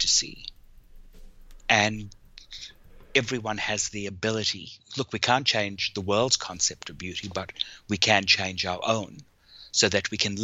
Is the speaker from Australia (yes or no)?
no; South Africa; born or raised there